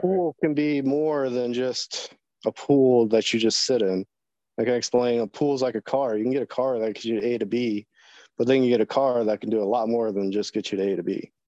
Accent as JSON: {"language": "English", "town": "Jacksonville", "region": "Florida", "country": "United States", "tie": "born or raised there", "moved": "yes", "lives_now": "Virginia, United States", "said": "I'm originally from Florida, born in Jacksonville, Florida."}